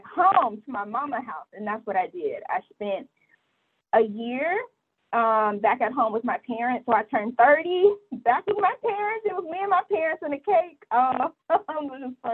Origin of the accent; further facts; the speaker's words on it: Atlanta, Georgia, United States; moved away as an adult; also born or lived in Mississippi / New York; I'm from Atlanta, born and raised here